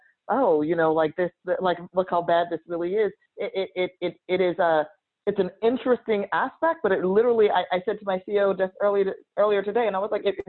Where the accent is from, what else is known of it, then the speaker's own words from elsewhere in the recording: New Jersey, United States; in my home state of New Jersey